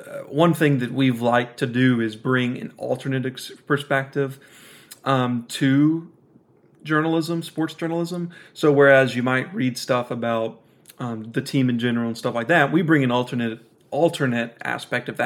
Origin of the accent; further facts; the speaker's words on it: Hattiesburg, Mississippi, United States; also born or lived in Moscow, Russia; I'm originally from Moscow, Russia, but was adopted when I was younger and have lived here in Hattiesburg all my life, all 20 years of my life